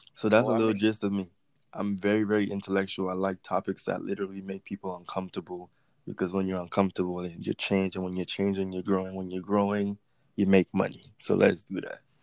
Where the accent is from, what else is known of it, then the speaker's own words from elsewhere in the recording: U.S. Virgin Islands; moved away as an adult; also born or lived in Los Angeles; now in United States; I am from the United States Virgin Islands, and I recently moved to the mainlands of America like two years ago.